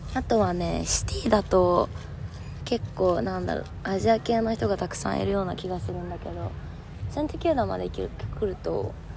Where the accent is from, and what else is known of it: Japan; moved away as an adult; now in Melbourne, Australia